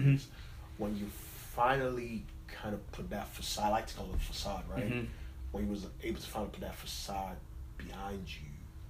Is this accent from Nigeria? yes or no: yes; Nigeria; now in United States; I was born in Nigeria. I moved to America probably around 10, 12 years ago.